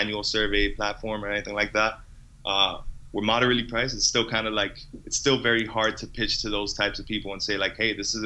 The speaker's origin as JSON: {"language": "English", "town": "Miami", "region": "Florida", "country": "United States", "also_born_or_lived": "Boston", "moved": "as an adult", "lives_now": "Montreal, Canada", "said": "I'm from Miami"}